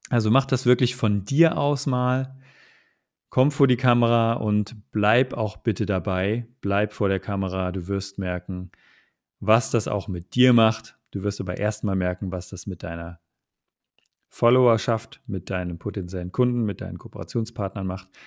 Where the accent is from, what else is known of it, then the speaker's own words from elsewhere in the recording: Magdeburg, Saxony-Anhalt, Germany; also ich komme ja aus ursprünglich aus Magdeburg. Das ist äh, im Osten Deutschlands.